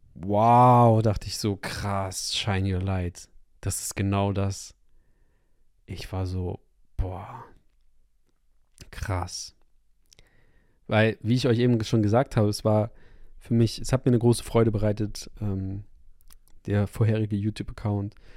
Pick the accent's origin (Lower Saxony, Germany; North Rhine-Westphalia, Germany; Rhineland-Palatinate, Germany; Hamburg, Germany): Hamburg, Germany; moved away; zurück in meine Heimatstadt in Hamburg